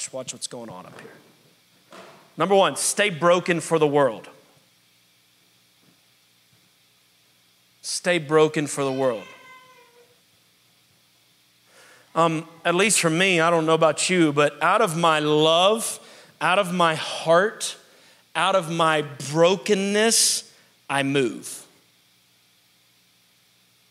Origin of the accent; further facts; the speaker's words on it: New Orleans, Louisiana, United States; moved away as an adult; now in Pittsburgh, United States; I was very happy in New Orleans for years. It was my hometown.